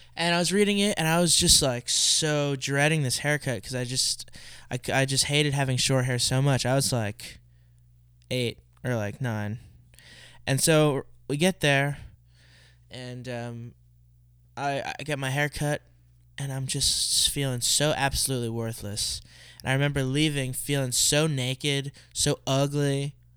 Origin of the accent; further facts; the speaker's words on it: Allentown, Pennsylvania, United States; now in Philadelphia, United States; I was born in Allentown